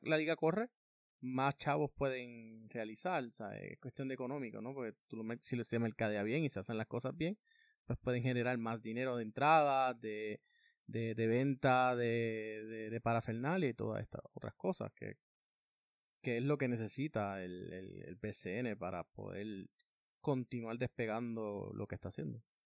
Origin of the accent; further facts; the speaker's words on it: Puerto Rico; somos ciudadanos estadounidenses.